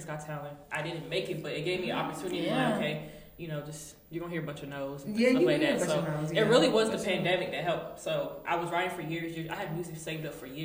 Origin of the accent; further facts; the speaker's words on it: Raleigh, North Carolina, United States; also born or lived in Durham, North Carolina; I'm Congolese, I grew up in Raleigh, really Raleigh, and I stayed in Durham for 6 years, and then now I'm back to Raleigh